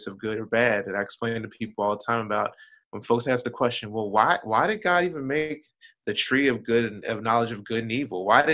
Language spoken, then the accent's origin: English; Florence, Kentucky, United States; I am from Florence, Kentucky. That's about 10 minutes outside of Cincinnati, Ohio